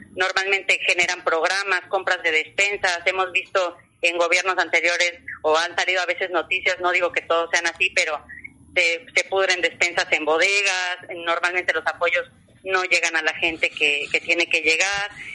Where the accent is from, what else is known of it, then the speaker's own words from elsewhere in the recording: Cancún, Quintana Roo, Mexico; yo he vivido en Cancún toda mi vida